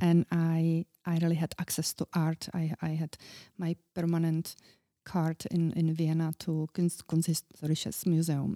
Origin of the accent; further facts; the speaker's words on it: Czechia; I was very young, I was from Czech Republic